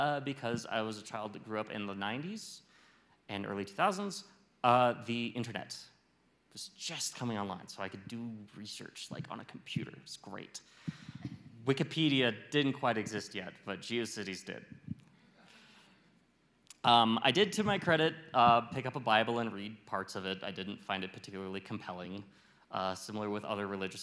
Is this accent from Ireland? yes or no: no; Fairbanks, Alaska, United States; moved away as an adult; now in Los Alamos, United States; I grew up in Fairbanks, Alaska, and I went to college there, and I had my first job after college there